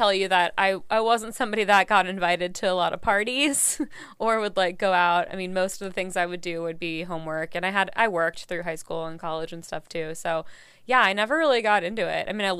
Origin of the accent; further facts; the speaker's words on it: Virginia, United States; I grew up mostly, well, my dad was military, so kind of all over, but I went to high school and college in Virginia.